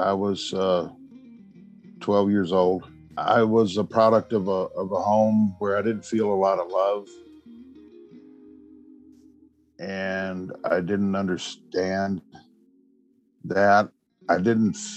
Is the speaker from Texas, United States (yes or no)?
yes; Austin, Texas, United States; I am from Austin. I was born in Austin. I live outside of Austin now.